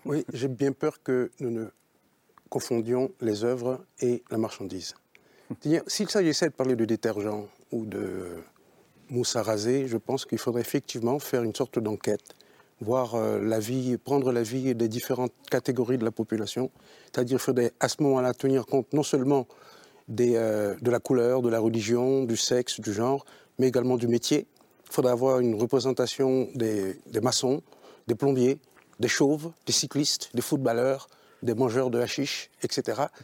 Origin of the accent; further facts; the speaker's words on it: Haiti; je suis haïtien. Et en tant qu'haïtien, nous les nègres, en Haïti